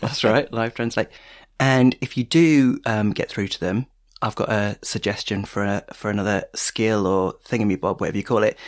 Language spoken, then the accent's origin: English; Stevenage, East of England, United Kingdom; I grew up in Stevenage